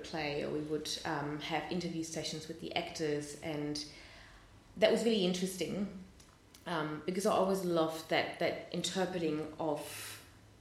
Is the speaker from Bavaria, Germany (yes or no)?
no; Hamburg, Germany; moved away; I grew up in Germany, in Hamburg